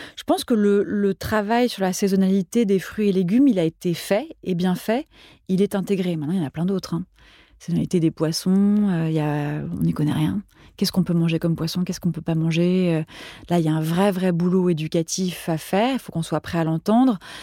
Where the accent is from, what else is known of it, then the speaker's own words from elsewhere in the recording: Paris, Île-de-France, France; also born or lived in Switzerland; J'ai grandi mes premières années en Suisse, jusqu'à l'âge de 6 ans. Puis, euh, mon, enfin, mon père bossait en Suisse. Puis, on est venu vivre à Paris. Et j'ai grandi à Paris